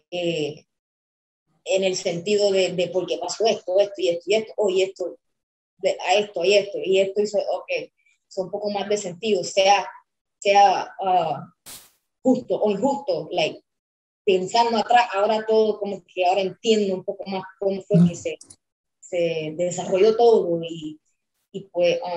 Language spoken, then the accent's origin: Spanish; Puerto Rico; now in United States; yo me vine de Puerto Rico sola, con literalmente solamente clothes on my back